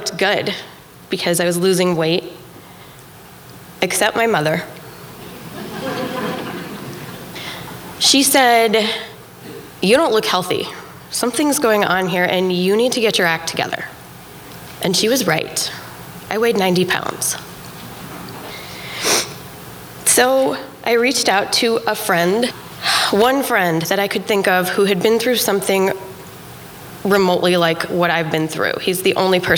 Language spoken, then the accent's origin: English; Helena, Montana, United States; moved away as an adult; Helena, Montana, my hometown